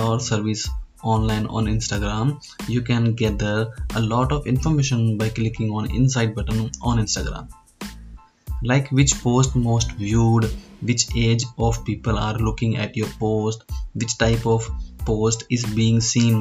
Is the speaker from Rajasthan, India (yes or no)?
yes; Hanumangarh, Rajasthan, India; I am from Hanumangarh, a small district of Rajasthan state in India.